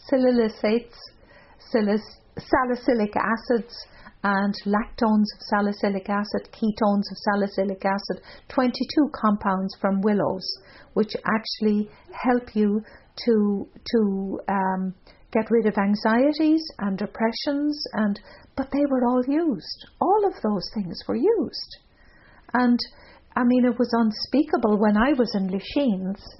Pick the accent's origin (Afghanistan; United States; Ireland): Ireland; now in North America; As an Irish person